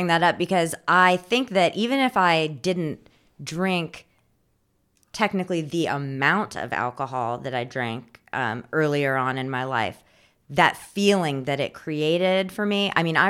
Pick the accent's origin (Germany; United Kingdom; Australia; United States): United States; Indiana; born there; also born or lived in Raleigh / California; I came from Raleigh, but before that, I was born in Indiana, and my family's from California, so I've also lived out there as well.